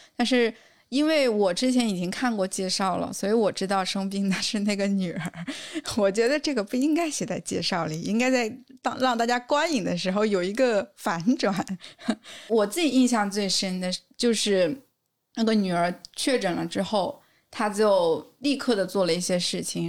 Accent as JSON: {"language": "Chinese", "country": "China", "said": "我们中国人"}